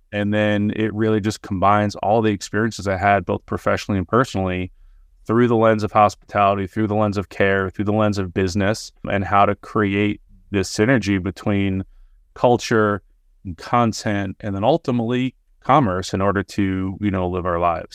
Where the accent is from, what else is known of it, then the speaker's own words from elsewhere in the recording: New York, United States; moved away as an adult; now in Los Angeles, United States; Sands Lane happens to be the, the cross street of where I grew up